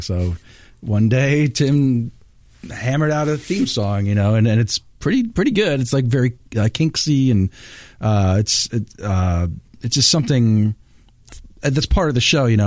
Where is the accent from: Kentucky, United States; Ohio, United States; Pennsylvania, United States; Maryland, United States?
Pennsylvania, United States; Bethlehem; I'm from Bethlehem